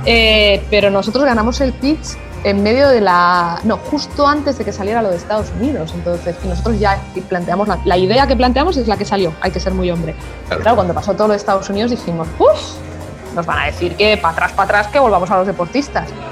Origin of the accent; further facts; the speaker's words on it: Spain; first language Spanish; soy española y en mi lengua es el español